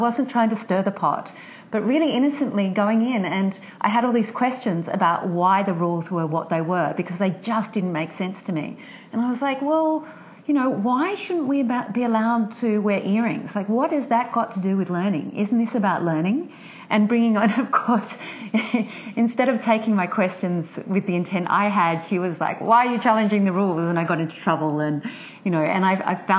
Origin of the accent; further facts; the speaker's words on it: Sydney, New South Wales, Australia; I grew up in Sydney